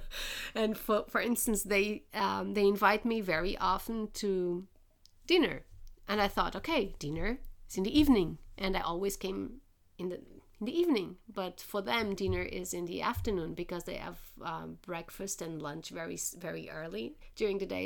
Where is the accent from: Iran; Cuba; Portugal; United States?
Portugal; moved away; I was from Portugal